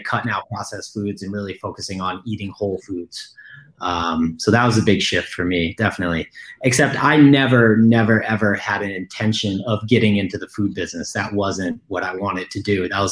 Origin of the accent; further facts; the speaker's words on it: Ithaca, New York, United States; I'm from Ithaca, New York. So that's where I was born and raised.